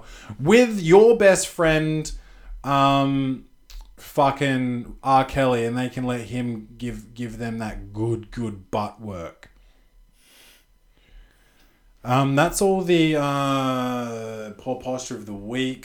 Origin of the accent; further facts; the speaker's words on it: Australia; I'm an Australian